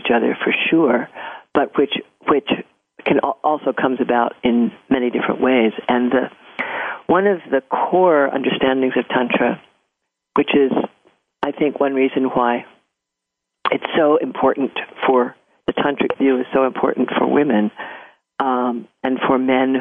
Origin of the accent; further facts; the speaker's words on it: California, United States; I'm from California and I love California.